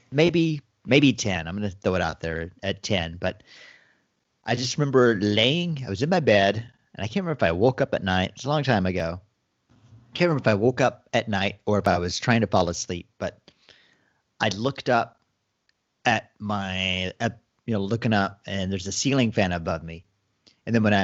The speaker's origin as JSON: {"language": "English", "region": "Texas", "country": "United States", "tie": "born or raised there", "said": "We grew up in Texas"}